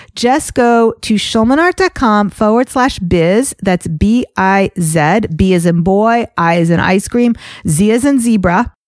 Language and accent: English; United States; also born or lived in Teaneck, New Jersey; as an American Jew